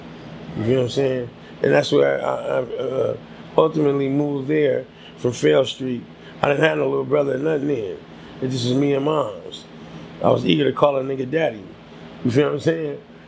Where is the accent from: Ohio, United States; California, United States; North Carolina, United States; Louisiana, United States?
California, United States; San Francisco; also born or lived in Oakland, California; I was born in Oakland. Yeah, I was born in Oakland. I think mom's was living over there.